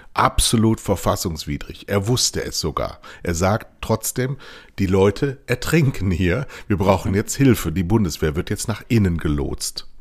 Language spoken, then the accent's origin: German; Rhineland, Germany; wir beide als Rheinländer